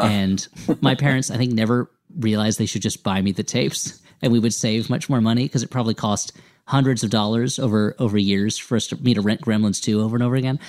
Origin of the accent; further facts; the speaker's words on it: Millburn, New Jersey, United States; I grew up in New Jersey